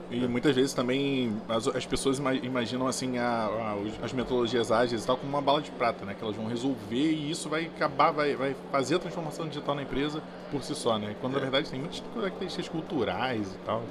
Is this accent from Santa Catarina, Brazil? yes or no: no; Rio de Janeiro, Brazil; Eu sou do Rio